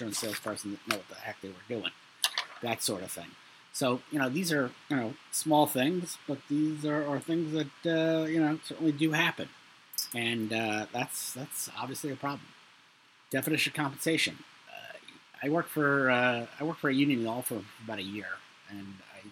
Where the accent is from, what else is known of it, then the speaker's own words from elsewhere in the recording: New York City, New York, United States; I'm from Brooklyn. I lived in a household with a lot of stress